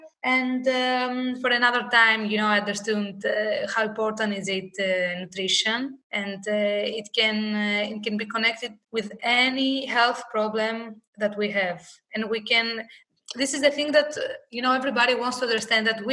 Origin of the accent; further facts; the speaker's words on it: Thessaloniki, Central Macedonia, Greece; I grew up in Thessaloniki